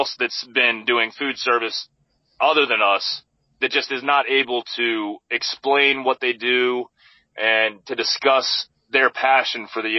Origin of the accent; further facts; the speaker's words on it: United States; also born or lived in South Korea; now in Harrisonburg, United States; being an American, but looking different than everyone else, but sounding like everyone else as well.